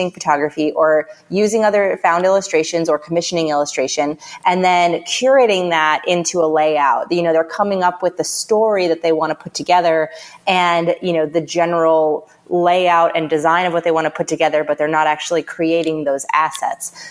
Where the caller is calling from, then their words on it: San Francisco, California, United States; I am calling from my office in San Francisco.